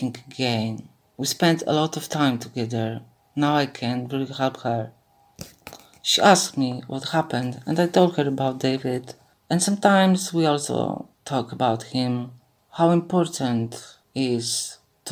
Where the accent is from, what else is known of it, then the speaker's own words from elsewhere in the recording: Warsaw, Masovian Voivodeship, Poland; I'm 58 old from Warsaw, Poland.